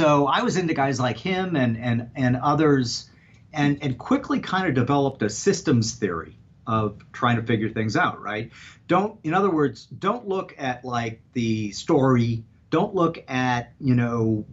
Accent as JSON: {"language": "English", "town": "Saint Paul", "region": "Minnesota", "country": "United States", "tie": "born or raised there", "said": "I grew up in St. Paul, Minnesota."}